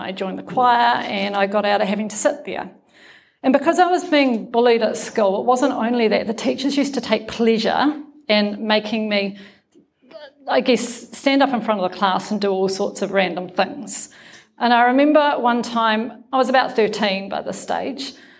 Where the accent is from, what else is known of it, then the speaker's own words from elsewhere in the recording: Nelson, New Zealand; I come from Nelson, right? Nelson's not a very big town